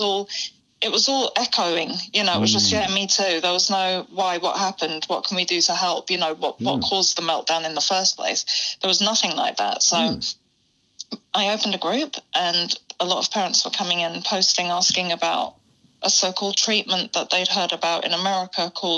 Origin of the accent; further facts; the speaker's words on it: Acton, London, United Kingdom; Acton, West London.